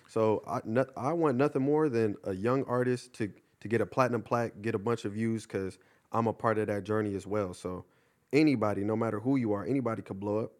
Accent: Ontario, California, United States; also born or lived in Upland, California; I went to, uh, high school in Upland, but I'm originally from Ontario

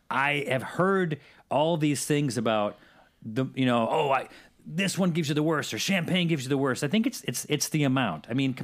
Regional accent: Syracuse, New York, United States; Because I'm from Syracuse.

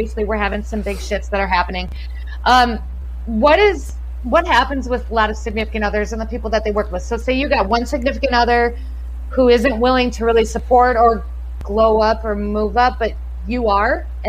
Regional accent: Wisconsin, United States; I will. I'm from Wisconsin. It's so close.

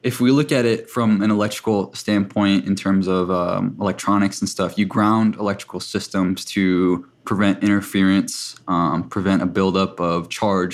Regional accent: South Dakota, United States; I come from a tribe in South Dakota, and I spent most of my childhood on the reservation

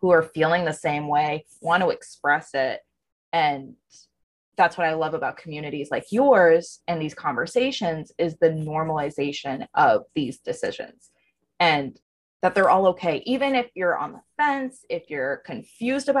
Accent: Texas, United States; now in Florida, United States; I grew up in Texas

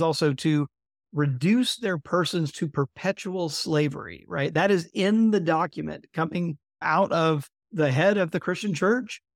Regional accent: Mississippi, United States; my home state of Mississippi

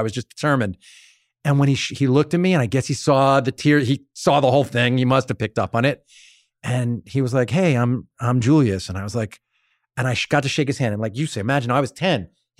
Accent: Long Island, New York, United States; I'm from Long Island.

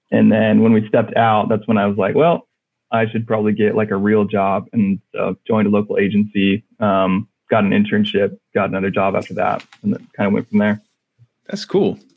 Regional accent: California, United States; Uh, I'm from California. Um, bounced around a lot, um, but currently still live in California.

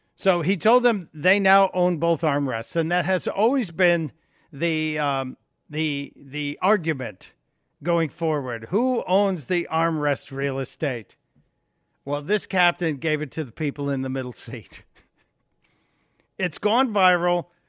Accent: Illinois, United States; moved away; Say hi to my home state. I miss Illinois

